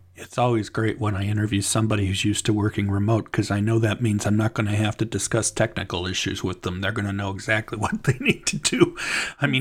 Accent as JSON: {"language": "English", "town": "Cleveland", "region": "Ohio", "country": "United States", "tie": "born or raised there", "moved": "yes", "lives_now": "Kentucky, United States", "said": "my hometown is Cleveland"}